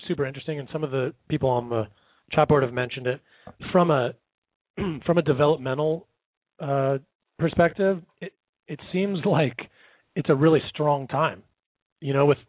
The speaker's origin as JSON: {"language": "English", "area": "South Bay", "region": "California", "country": "United States", "tie": "born or raised there", "said": "when I grew up here in the South Bay"}